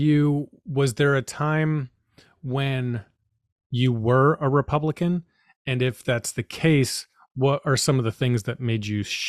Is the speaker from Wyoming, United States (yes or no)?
no; Boston, Massachusetts, United States; I will say that I experienced that growing up in the Boston area.